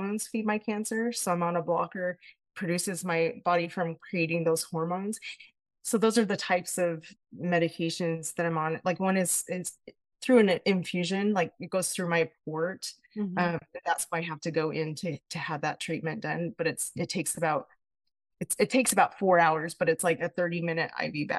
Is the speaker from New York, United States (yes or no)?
no; Payson, Utah, United States; I'm from Payson, Utah